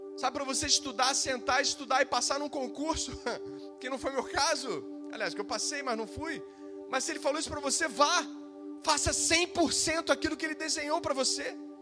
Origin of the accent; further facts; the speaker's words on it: Brazil; Eu decidi ficar no Brasil. Eu decidi mudar a minha terra. Eu decidi lutar pelo meu país.